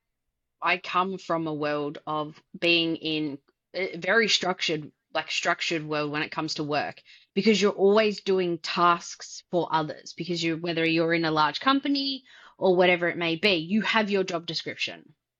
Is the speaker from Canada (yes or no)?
no; Australia; I'm Australian